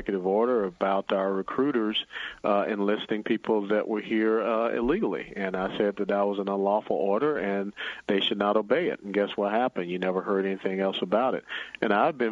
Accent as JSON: {"language": "English", "town": "Atlanta", "region": "Georgia", "country": "United States", "tie": "born or raised there", "moved": "as an adult", "lives_now": "Dallas, United States", "said": "I was born and raised in Atlanta at Hugh Spaulding Hospital, graduated from Grady High School"}